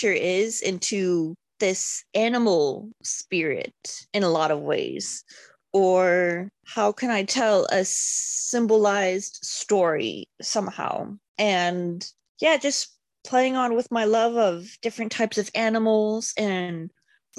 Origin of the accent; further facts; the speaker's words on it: Montana, United States; now in Seattle, United States; growing up in Montana